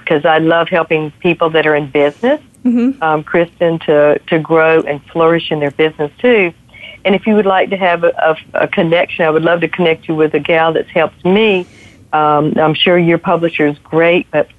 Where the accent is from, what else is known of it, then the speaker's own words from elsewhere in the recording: the South, United States; I'm from the South and we're huggers